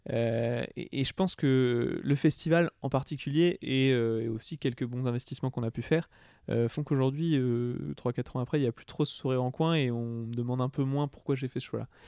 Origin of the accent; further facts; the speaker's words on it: Nantes, Pays de la Loire, France; Moi, je viens de Nantes